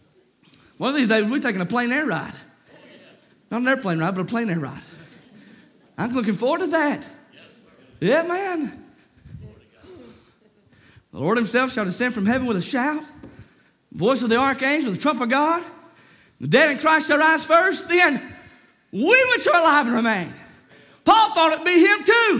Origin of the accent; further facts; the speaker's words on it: Lexington, North Carolina, United States; I grew up in Lexington. My dad pastored Walters Grove